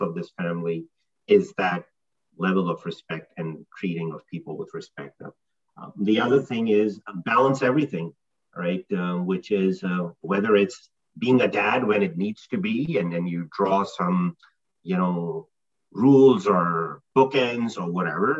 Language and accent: English; Pakistan; now in New Jersey, United States; I grew up in Pakistan in a fairly conservative family